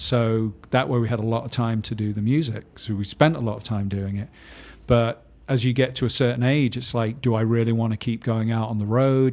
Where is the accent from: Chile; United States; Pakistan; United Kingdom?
United Kingdom; Manchester, North West England; I grew up in Manchester in the north of England